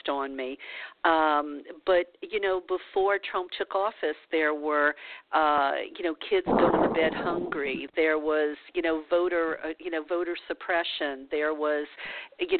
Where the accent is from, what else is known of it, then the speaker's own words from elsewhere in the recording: Louisiana, United States; I'm from Louisiana